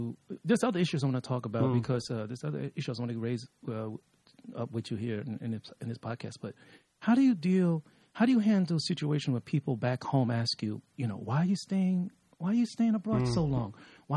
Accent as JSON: {"language": "English", "town": "New York City", "region": "New York", "country": "United States", "moved": "yes", "lives_now": "Taipei, Taiwan", "said": "I'm from New York City, South Bronx, Fort Apache."}